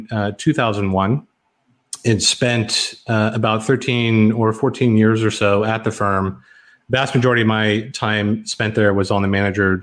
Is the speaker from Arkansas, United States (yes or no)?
no; Garland, Texas, United States; moved away as an adult; also born or lived in Tokyo / Hong Kong / Southlake, Texas; I'm here in Southlake, Texas. I grew up in Garland, Texas, which is relatively nearby.